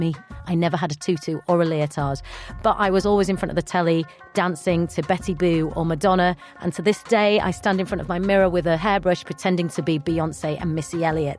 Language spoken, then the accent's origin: English; Bradford, Yorkshire and the Humber, United Kingdom; I am from Bradford, which is right next to Leeds, so I'm from West Yorkshire.